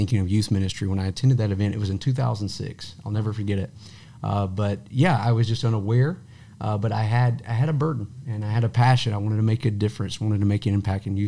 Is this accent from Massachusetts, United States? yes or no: no; Alabama, United States; moved away as an adult; also born or lived in Greenwood, South Carolina / Linden, Alabama; 7 years in South Carolina and the rest of my life in Alabama